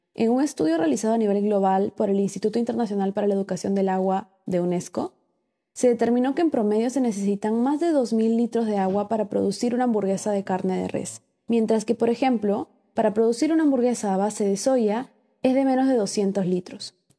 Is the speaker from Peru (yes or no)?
yes; Peru; como peruanos